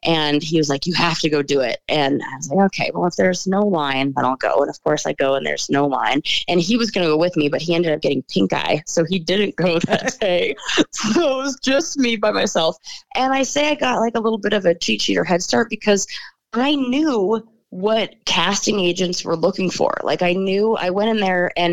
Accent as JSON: {"language": "English", "town": "Los Angeles", "region": "California", "country": "United States", "tie": "born or raised there", "also_born_or_lived": "San Francisco", "said": "I was born in Los Angeles, born and raised"}